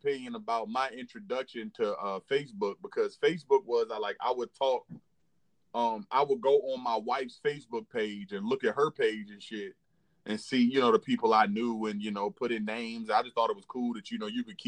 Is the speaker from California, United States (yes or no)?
no; Williamsburg, Virginia, United States; moved away as an adult; now in Edgewood, Maryland, United States; I'm from Winnsburg, Virginia